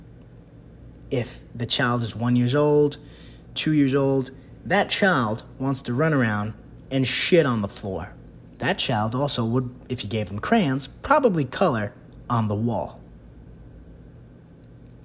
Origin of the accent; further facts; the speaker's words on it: New York, United States; being a New Yorker